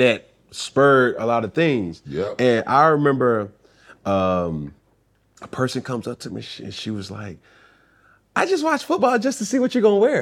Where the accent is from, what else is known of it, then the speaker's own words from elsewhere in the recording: Atlanta, Georgia, United States; Growing up in Atlanta